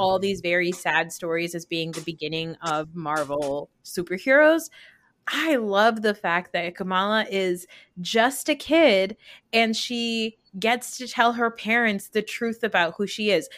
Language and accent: English; New Jersey, United States; a Pakistani growing up in New Jersey